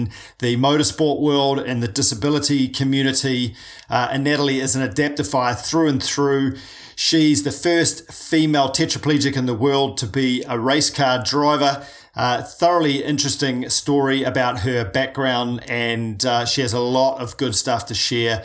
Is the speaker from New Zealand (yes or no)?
yes; New Zealand; I'm a paraplegic from New Zealand